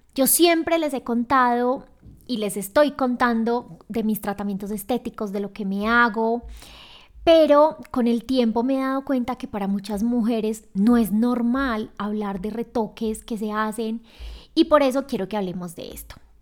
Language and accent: Spanish; Medellín, Antioquia, Colombia; moved away as an adult; now in Quito, Ecuador; yo soy de Medellín y vivo en Quito, Ecuador.